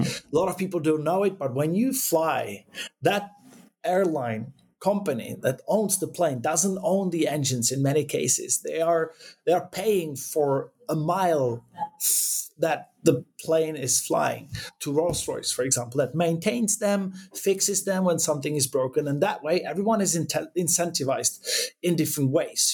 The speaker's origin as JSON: {"language": "English", "region": "Prague", "country": "Czechia", "moved": "as an adult", "lives_now": "Sweden", "said": "I come from Prague, from Czech Republic originally."}